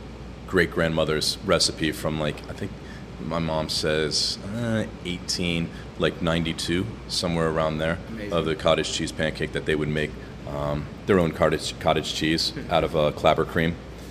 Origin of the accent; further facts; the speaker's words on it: Cincinnati, Ohio, United States; now in Austin, United States; I grew up in Cincinnati, Ohio. Was adopted by two women